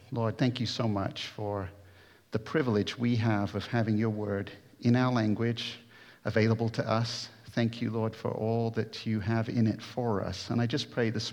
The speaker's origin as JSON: {"language": "English", "country": "United States", "moved": "as an adult", "said": "I'm American"}